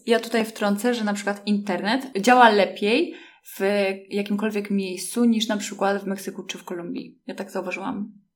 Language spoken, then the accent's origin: Polish; Poland; skąd jestem i zaczęłam mówić o łódzkiej filmówce